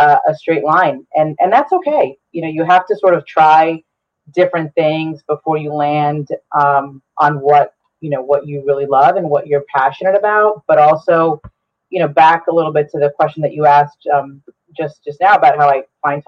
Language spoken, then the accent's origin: English; Bergen County, New Jersey, United States; first language Spanish; English is a second language; moved away as an adult; also born or lived in Essex County, New Jersey; now in Bloomfield, United States; I'm from Bergen County originally, but have resided in Essex County for the last 7 years now